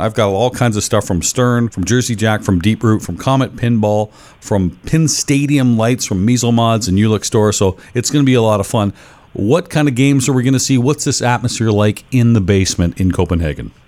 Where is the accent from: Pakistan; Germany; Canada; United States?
Canada; I'm Canadian